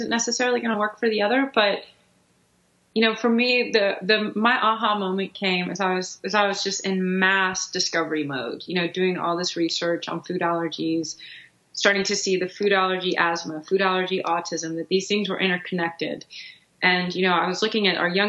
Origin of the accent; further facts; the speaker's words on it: Houston, Texas, United States; we grew up in Houston